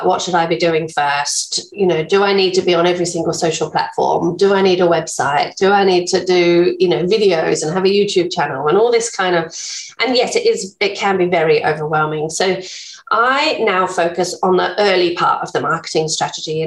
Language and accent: English; England, United Kingdom; accent: English; moved away as an adult; now in Bunbury, Australia; I'm English, as you can probably tell from my accent, been here for 16 years now